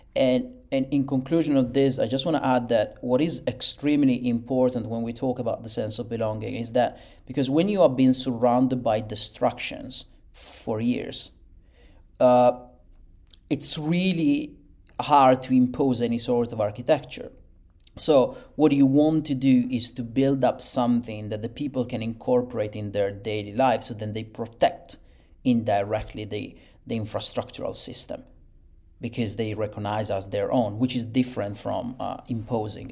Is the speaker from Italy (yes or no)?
yes; Italy; born and raised in Italy and, and bred over there.